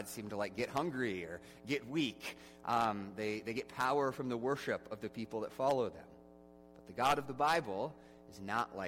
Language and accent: English; Midwest, United States; in the Midwest, we pride ourselves on our independence